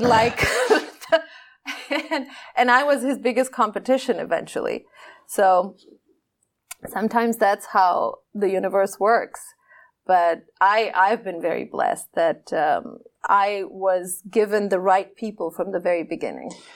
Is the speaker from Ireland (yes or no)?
no; Pakistan; I am this Pakistani woman